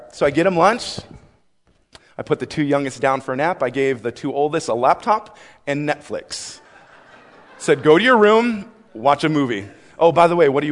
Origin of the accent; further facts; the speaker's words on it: Buffalo, New York, United States; moved away; I grew up in Buffalo, New York